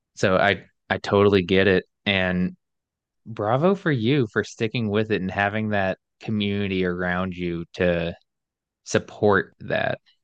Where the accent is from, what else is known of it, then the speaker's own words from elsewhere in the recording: Alabama, United States; moved away as an adult; also born or lived in New York City; I was born and raised in Alabama, like, deep South